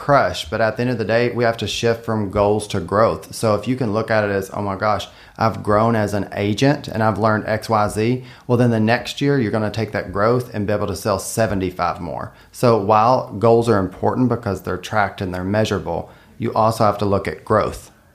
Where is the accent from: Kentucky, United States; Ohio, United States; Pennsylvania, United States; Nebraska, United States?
Kentucky, United States; Western; now in Lexington, United States; I'm from Western Kentucky